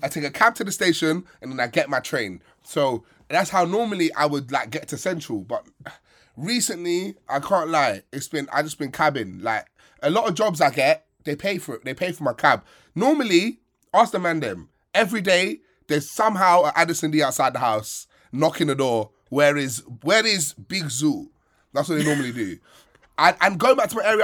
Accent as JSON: {"language": "English", "country": "Sierra Leone", "said": "We have less money, smaller country, more time on our hands, so we cook more than you guys"}